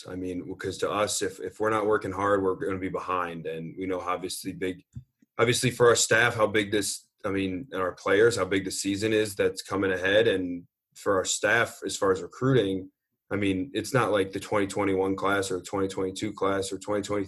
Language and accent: English; Shaker Heights, Ohio, United States; moved away as an adult; also born or lived in Boston; I grew up in Shaker Heights, which is about 15 minutes from Cleveland